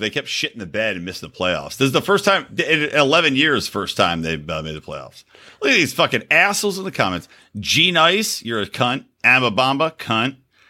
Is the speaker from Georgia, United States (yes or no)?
no; Philadelphia, Pennsylvania, United States